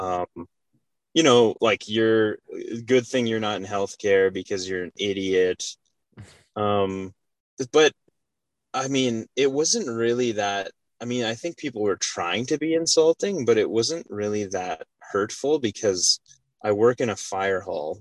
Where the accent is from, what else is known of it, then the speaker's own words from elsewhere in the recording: Calgary, Alberta, Canada; moved away as an adult; now in Lethbridge, Canada; I'm originally from Calgary, born and raised, and uh, moved to Lethbridge to work as a firefighter paramedic.